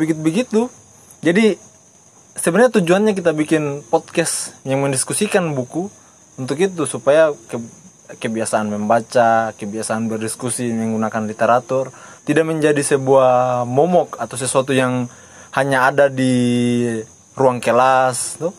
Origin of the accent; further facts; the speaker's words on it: Baubau, Southeast Sulawesi, Indonesia; saya juga orang Bau-Bau, orang tua asli Bau-Bau, tinggal di Lamangga